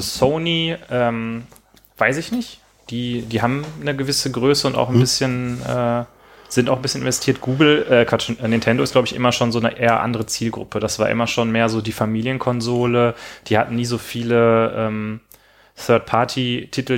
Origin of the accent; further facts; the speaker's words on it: Rhineland, Germany; ich komme aus dem Rheinland